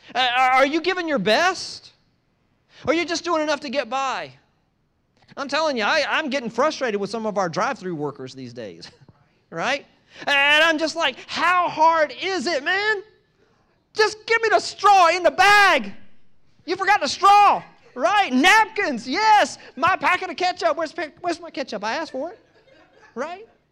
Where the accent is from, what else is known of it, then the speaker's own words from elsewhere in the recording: East Coast, United States; moved away; I grew up on the East Coast